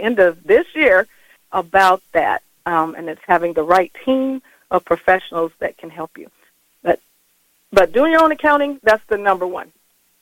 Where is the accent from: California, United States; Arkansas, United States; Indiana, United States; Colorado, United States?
Colorado, United States; Colorado Springs; born and raised in Colorado Springs, Colorado